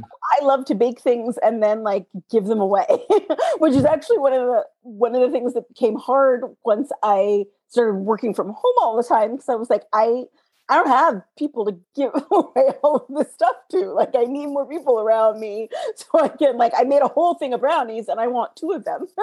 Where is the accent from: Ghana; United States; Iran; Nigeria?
United States; growing up in America as a girl